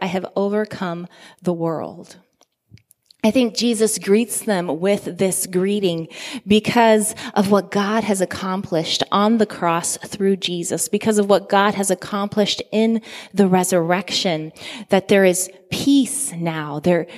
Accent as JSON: {"language": "English", "country": "Guinea", "tie": "born or raised there", "said": "I grew up in Guinea, West Africa, in a predominantly Muslim community"}